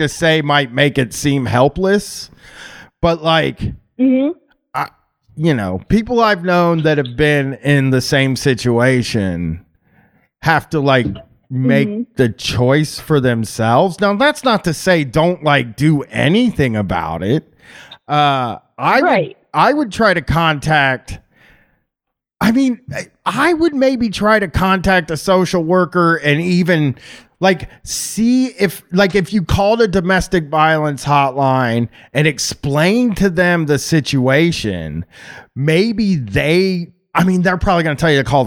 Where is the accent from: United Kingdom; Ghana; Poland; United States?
United States; being American